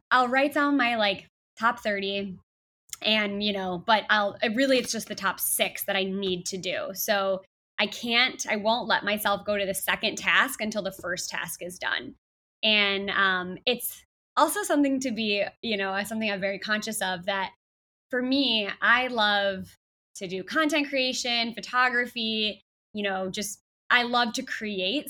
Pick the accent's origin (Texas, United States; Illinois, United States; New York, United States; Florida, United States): Illinois, United States; Chicago; moved away as an adult; now in San Diego, United States; back to Chicago, um, you know, where I'm from, my hometown